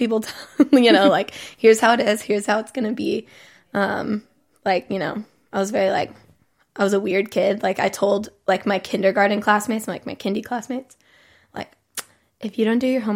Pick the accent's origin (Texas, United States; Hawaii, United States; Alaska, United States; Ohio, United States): Texas, United States; moved away as an adult; I'm from the Bible Belt